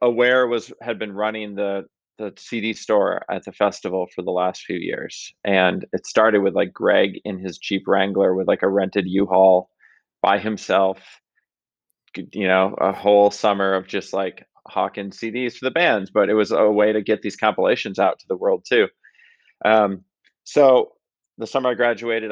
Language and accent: English; Grand Rapids, Michigan, United States; I grew up in Grand Rapids, Michigan, the home of Amway and Steelcase